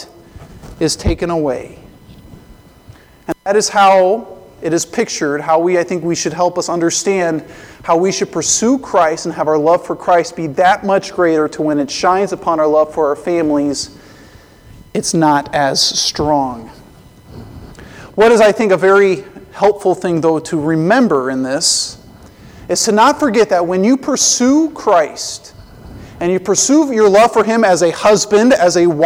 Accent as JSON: {"language": "English", "region": "Colorado", "country": "United States", "tie": "born or raised there", "said": "I grew up in Colorado"}